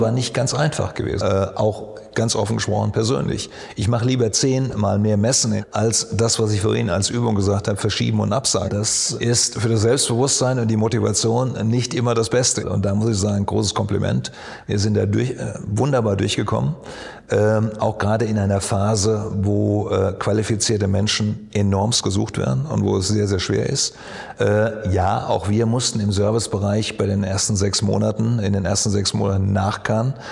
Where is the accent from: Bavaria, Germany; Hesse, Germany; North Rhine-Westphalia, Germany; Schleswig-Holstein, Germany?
Hesse, Germany; Odenwald; also born or lived in Rheingau; Da, wo ich herkomme, in Odenwald